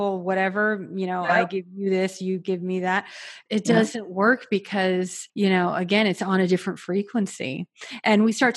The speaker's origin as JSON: {"language": "English", "region": "Florida", "country": "United States", "tie": "born or raised there", "said": "I grew up in Florida, like on the beach"}